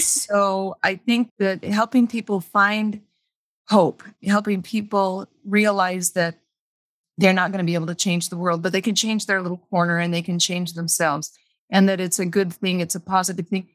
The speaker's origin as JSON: {"language": "English", "town": "Las Vegas", "region": "Nevada", "country": "United States", "tie": "born or raised there", "said": "I was raised in Las Vegas, actually on the way outskirts of Las Vegas"}